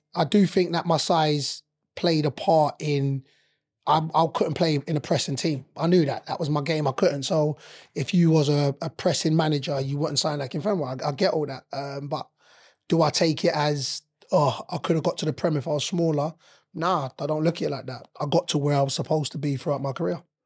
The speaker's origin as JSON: {"language": "English", "region": "London", "country": "United Kingdom", "tie": "born or raised there", "said": "I'm eighteen, born and raised in London"}